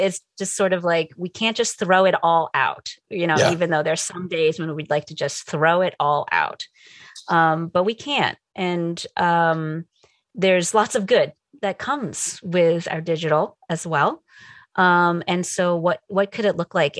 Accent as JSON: {"language": "English", "region": "New Jersey", "country": "United States", "tie": "born or raised there", "also_born_or_lived": "Connecticut", "moved": "as an adult", "lives_now": "California, United States", "said": "I grew up in New Jersey."}